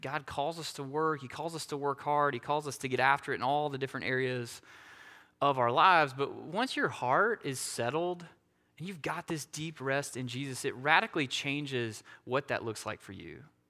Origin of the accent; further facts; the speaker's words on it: Asheville, North Carolina, United States; being from the Asheville area